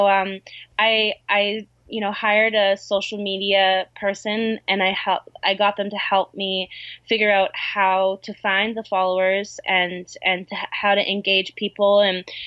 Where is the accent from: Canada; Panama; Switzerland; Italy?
Canada; also born or lived in Vancouver Island; I'm Canadian